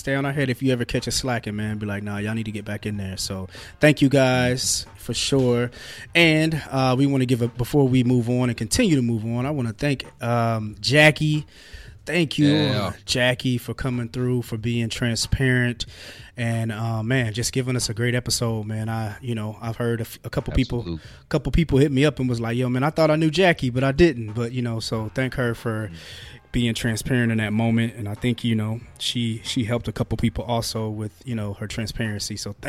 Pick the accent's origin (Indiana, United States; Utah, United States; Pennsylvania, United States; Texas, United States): Indiana, United States; Fort Wayne; I was like, I'm from Fort Wayne.